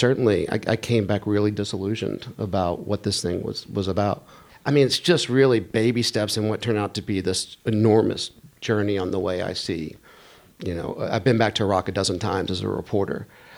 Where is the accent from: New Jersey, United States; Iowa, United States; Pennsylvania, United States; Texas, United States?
Texas, United States; I was from Texas, I spoke a certain way, I had blue eyes